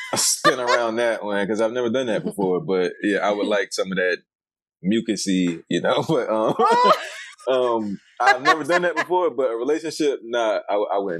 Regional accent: Philadelphia, Pennsylvania, United States; I was from Philadelphia

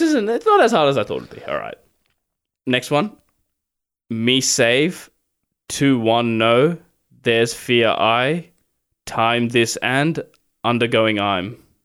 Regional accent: Sri Lanka; I'm Sri Lankan

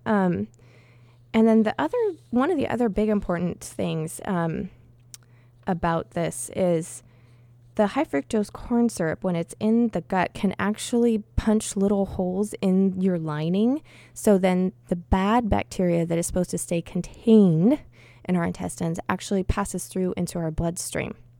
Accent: Washington, United States; Blaine, Washington, which is in my home state

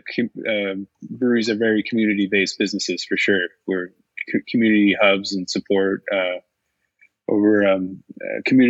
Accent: Cambridge, Ontario, Canada; I'm born and raised in Cambridge. So I grew up a couple blocks from where the brewery is located.

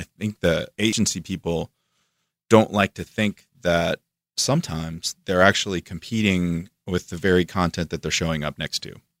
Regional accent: Florida, United States; moved away as an adult; also born or lived in Atlanta / New York; I'm from Florida, so I come from the swamp and then Atlanta was a step up from that, and then New York was a step up from

